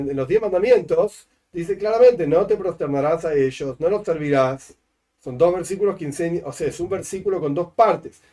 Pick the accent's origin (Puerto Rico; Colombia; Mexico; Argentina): Argentina; also born or lived in La Plata; yo soy argentino y vivo acá y voto en octubre junto con todos los argentinos